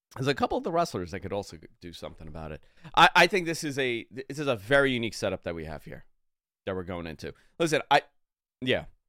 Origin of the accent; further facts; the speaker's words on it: New York, United States; growing up in New York